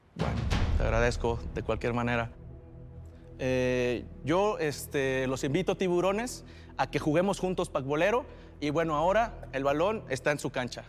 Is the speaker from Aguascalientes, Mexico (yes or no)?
no; Jalisco, Mexico; vengo del estado de Jalisco, de la tierra del tequila, el mariachi y el pacbolero